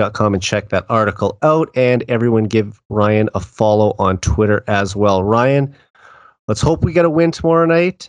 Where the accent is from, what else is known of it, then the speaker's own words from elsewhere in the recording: Saskatoon, Saskatchewan, Canada; my hometown